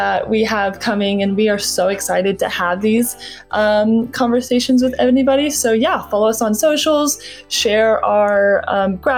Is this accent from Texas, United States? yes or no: yes; Texas, United States; we are from Texas